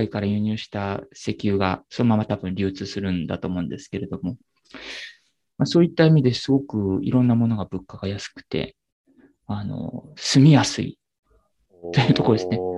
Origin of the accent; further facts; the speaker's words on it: Kanagawa, Japan; born there; also born or lived in Chiba; 一番長く住んでるところが千葉県なんですね。生まれは神奈川なんですけれども。